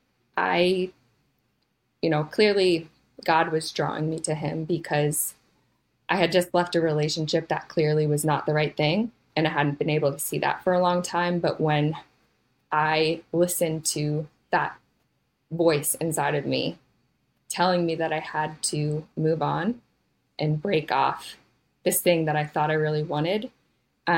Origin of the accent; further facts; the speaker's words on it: Steubenville, Ohio, United States; moved away as an adult; also born or lived in Philadelphia; when I grew up in Steubenville, Ohio